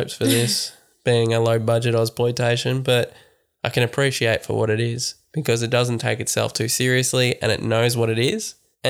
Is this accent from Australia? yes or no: yes; Australia; I'm Australian.